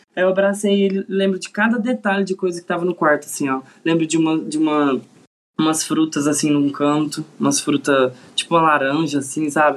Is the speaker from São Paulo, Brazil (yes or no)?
no; Uberlândia, Minas Gerais, Brazil; sou de Uberlândia, Minas Gerais